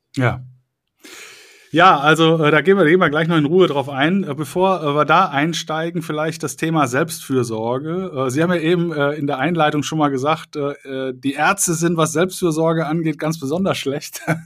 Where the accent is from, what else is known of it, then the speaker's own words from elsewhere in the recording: Cologne, North Rhine-Westphalia, Germany; ich komme ja aus Köln